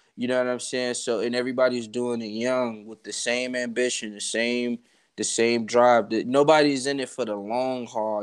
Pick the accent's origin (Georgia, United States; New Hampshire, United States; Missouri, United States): Georgia, United States; Atlanta; I'm from Atlanta, bro. So I grew up like in Atlanta